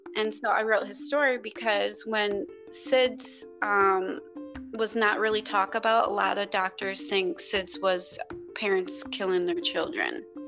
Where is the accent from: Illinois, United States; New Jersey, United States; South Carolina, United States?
Illinois, United States; Chicago; moved away as an adult; also born or lived in Wisconsin; now in Texas, United States; I'm from Chicago